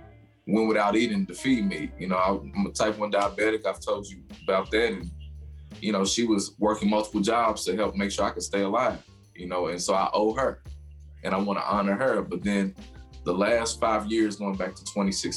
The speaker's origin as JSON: {"language": "English", "town": "Louisville", "region": "Kentucky", "country": "United States", "tie": "born or raised there", "said": "growing up in the West End and seeing a lot of struggles, a lot of trauma, really shape who I am"}